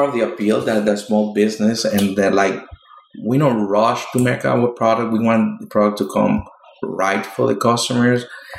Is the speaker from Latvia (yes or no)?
no; Venezuela; also born or lived in Florida / Brooklyn; now in Queens, United States; When I moved here from Venezuela, I used to live in Florida. I lived like for a year and a half while I was waiting for my mother and grandmother to do the move to United States. So from there, we moved to New York.